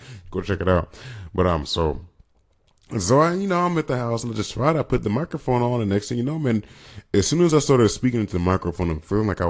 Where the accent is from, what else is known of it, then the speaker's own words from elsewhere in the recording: California, United States; Generally, I just tell people I'm from California. When people ask, I just say, generally, I'm from California.